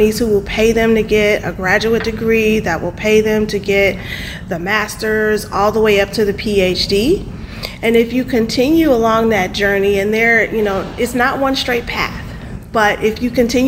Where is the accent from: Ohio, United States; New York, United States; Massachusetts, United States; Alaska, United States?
Ohio, United States; Cleveland; now in St. Louis, United States; I'm from Cleveland, Ohio